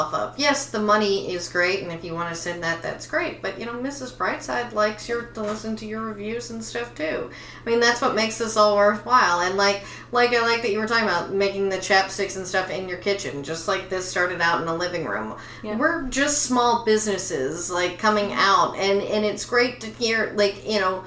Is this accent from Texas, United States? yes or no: yes; Tyler, Texas, United States; now in California, United States; my hometown of Tyler, Texas